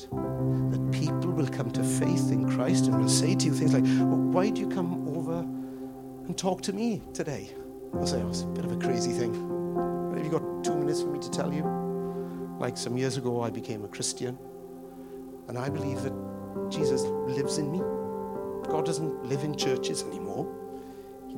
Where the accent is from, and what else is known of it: United Kingdom